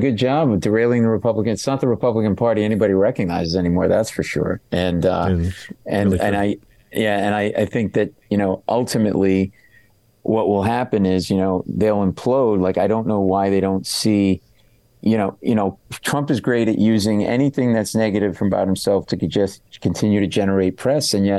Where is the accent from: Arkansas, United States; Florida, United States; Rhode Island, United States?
Rhode Island, United States; Providence; I grew up in Providence, Rhode Island.